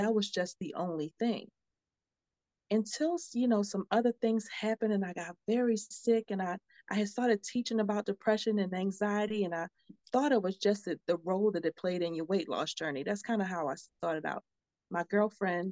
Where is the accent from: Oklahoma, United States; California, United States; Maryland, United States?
Maryland, United States; Baltimore; moved away as an adult; now in Texas, United States; I'm from Baltimore. And I had moved to Texas with my dad.